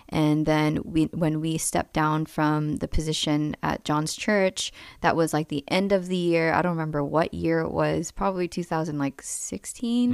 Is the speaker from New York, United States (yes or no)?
yes; New York City, New York, United States; moved away as an adult; also born or lived in Kansas City; I was born and raised in New York, Queens. Um, started off in Flushing and then moved up to Bayside